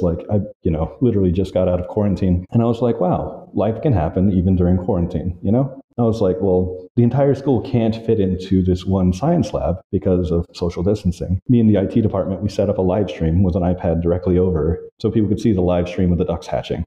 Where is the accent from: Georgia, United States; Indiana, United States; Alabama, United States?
Georgia, United States; Valdosta; also born or lived in Orlando, Florida; now in Hanoi, Vietnam; I grew up in Valdosta, Georgia.